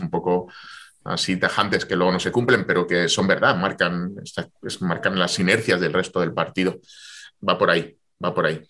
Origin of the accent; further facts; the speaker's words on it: Jaén, Andalusia, Spain; Jaén, porque, porque es mi tierra, porque entrené allí